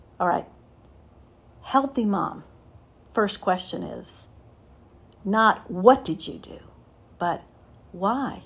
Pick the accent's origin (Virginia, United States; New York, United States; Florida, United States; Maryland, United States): Florida, United States; Miami; Raised, born and raised in Miami